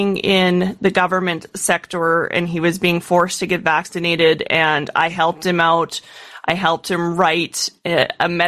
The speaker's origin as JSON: {"language": "English", "country": "Canada", "said": "as a Canadian"}